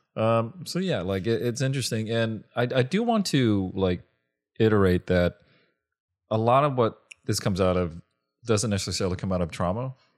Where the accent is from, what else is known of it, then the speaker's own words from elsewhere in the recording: Long Beach, California, United States; I grew up in Long Beach